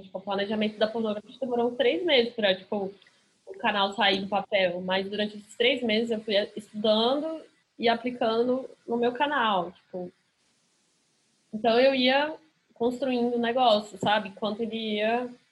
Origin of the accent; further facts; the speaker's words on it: Brasília, Federal District, Brazil; also born or lived in Rio de Janeiro; now in São Paulo, Brazil; eu sou de Brasília, não sou daqui